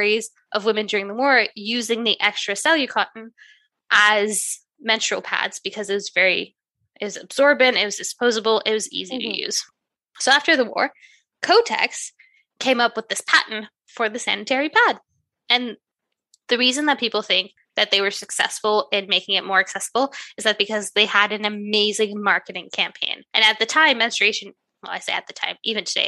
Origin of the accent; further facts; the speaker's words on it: Canada; I'm Canadian, we say hoser